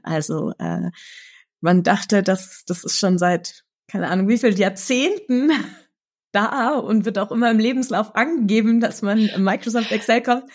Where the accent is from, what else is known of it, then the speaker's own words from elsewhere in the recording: Munich, Bavaria, Germany; in München, meiner Heimatstadt